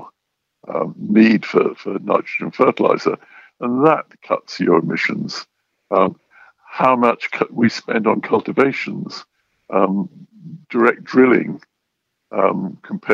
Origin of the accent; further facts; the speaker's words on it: England, United Kingdom; I'm English